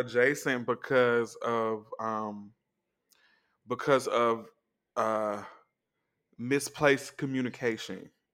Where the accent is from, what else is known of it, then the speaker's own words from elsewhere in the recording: Atlanta, Georgia, United States; I'm from Atlanta